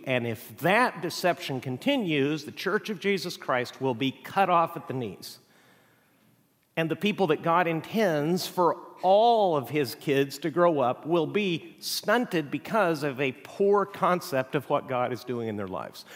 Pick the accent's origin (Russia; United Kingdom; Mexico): Mexico; now in United States; I grew up in Mexico